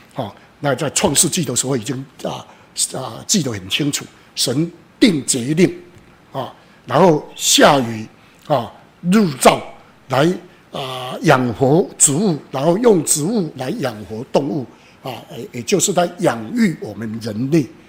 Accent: Taiwan; 好比我们台湾人最喜欢拜的妈祖、关公，或是玄天上帝

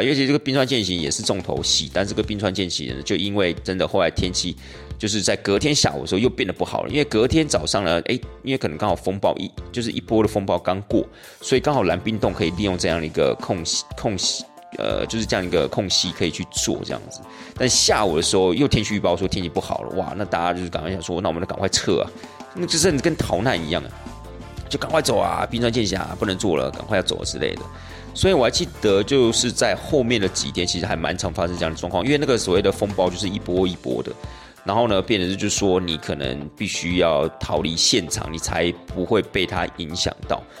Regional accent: Taiwan; 对我们台湾人而言

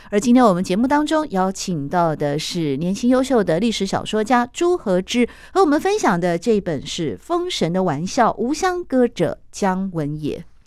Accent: Taiwan; 我也是台湾出生啊，台湾长大呀，但我的爸爸是从中国大陆来的啊，我们又叫做外省第二代嘛

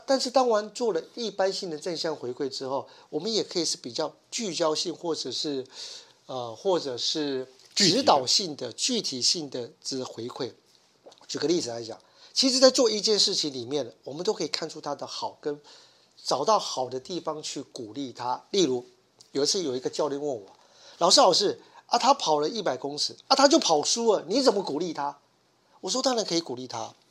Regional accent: Taiwan; 我们台湾人

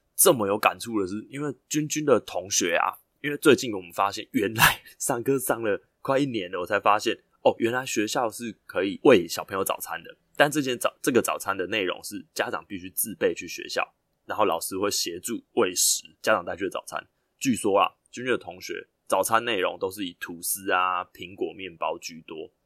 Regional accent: Yilan County, Taiwan; 宜兰我的故乡叫做米糕煎

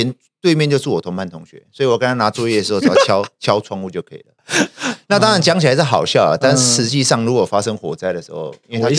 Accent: Sanchong, New Taipei, Taiwan; 我从小就在这里长大

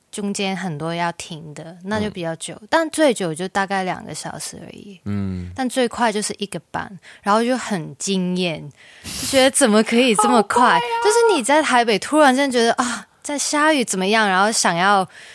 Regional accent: Hong Kong; Chinese is a second language; moved away as an adult; now in Taiwan; 香港就是我们出生的地方

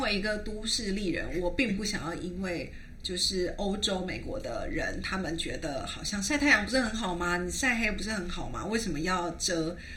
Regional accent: Taiwan; moved away as an adult; also born or lived in Europe; 我是台湾来的

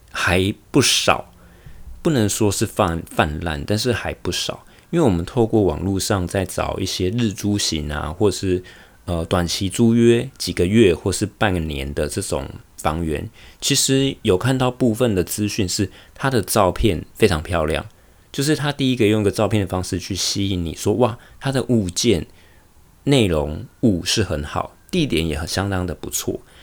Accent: Taiwan; moved away as an adult; also born or lived in Taichung, Taiwan / Taoyuan, Taiwan; now in Honolulu, United States; 我从台湾来到美国夏威夷的生活

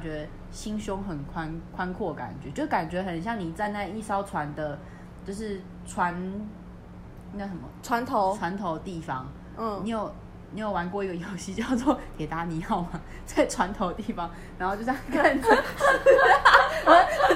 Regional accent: Taipei, Taiwan; 我台北人

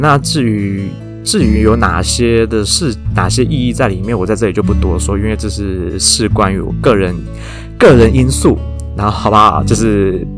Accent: Taiwan; 我本人是台湾出生、长大、土生土长的台湾人

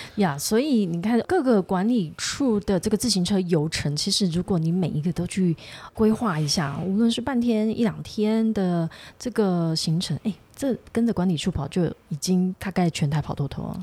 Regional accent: Tainan, Taiwan; 我是台南人

